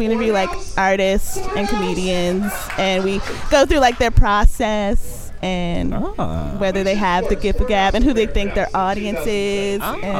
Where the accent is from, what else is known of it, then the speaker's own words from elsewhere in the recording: South Carolina, United States; also born or lived in New York; I was born in New York and raised in South Carolina.